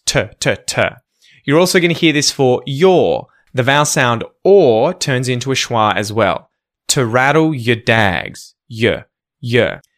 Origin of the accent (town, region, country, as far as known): Australia